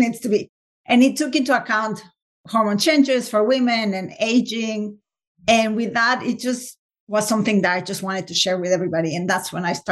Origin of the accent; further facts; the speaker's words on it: Mexico City, Mexico; moved away as an adult; also born or lived in England; now in United States; I'm originally from Mexico City, and then we moved to live in England